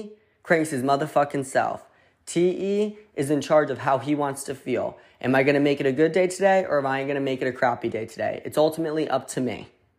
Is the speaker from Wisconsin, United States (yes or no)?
no; Connecticut, United States; accent: New Haven; Haven accent. It's a little bit of an Italian, New Yorker, Boston, Rhode Island accent into one, aka I'm from Connecticut.